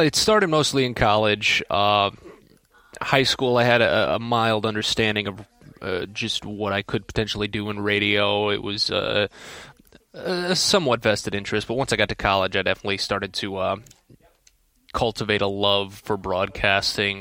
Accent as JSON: {"language": "English", "town": "St. Louis", "region": "Missouri", "country": "United States", "moved": "yes", "said": "I'm from Saint Louis, uh, originally"}